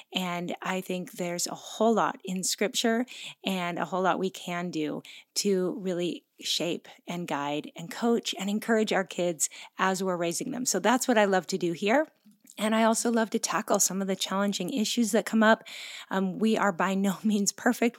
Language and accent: English; Pacific Northwest, United States; moved away as an adult; now in Oahu, Hawaii, United States; we are both originally from the Pacific Northwest, but we moved to Hawaii twenty-two years ago